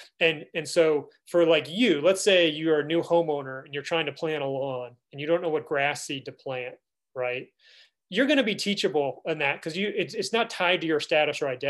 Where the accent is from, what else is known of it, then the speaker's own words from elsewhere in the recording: DC, District of Columbia, United States; I grew up outside Washington, DC.